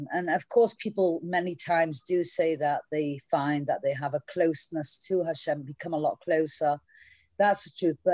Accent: Manchester, North West England, United Kingdom; now in New York, United States; I'm from Manchester, England, but I'm living here in New York

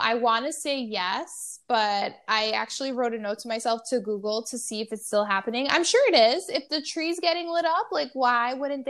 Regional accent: New York City, New York, United States; I'm a New Yorker

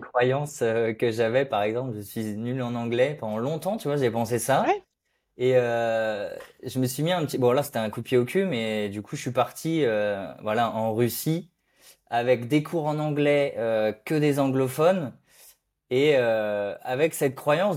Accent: Brittany, France; un Breton

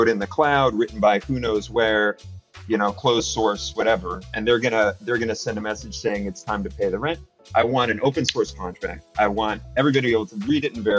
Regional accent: San Francisco, California, United States; I'm actually born and raised in Silicon Valley there in San Francisco

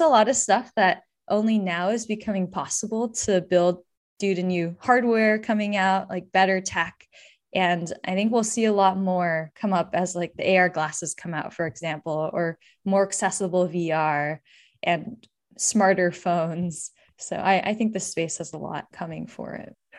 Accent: Bay Area, California, United States; I grew up in the Bay Area

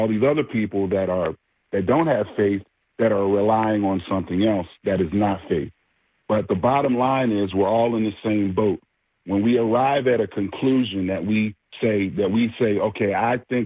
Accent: Philadelphia, Pennsylvania, United States; now in Augusta, United States; Greetings from Augusta, Georgia, but that's only that's my second hometown. I'm really originally from Philadelphia, Pennsylvania

